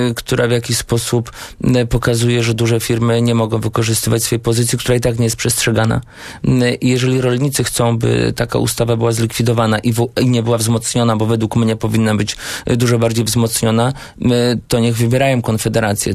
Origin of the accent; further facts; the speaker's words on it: Błaszki, Łódź Voivodeship, Poland; u nas w Błaszkach, gdzie byłem radnym